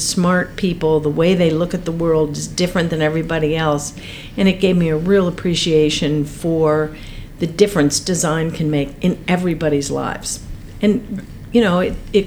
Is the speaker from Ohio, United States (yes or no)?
yes; Cincinnati, Ohio, United States; moved away as an adult; also born or lived in Maine; now in Mt. Lebanon, United States; I grew up in Cincinnati, Ohio